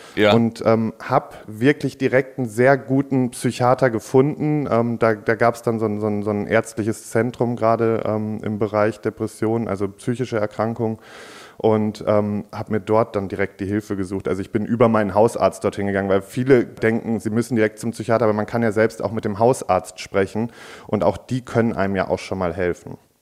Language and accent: German; Warendorf, North Rhine-Westphalia, Germany; ich bin in Warndorf ja sogar direkt auf dem Landgestüt groß geworden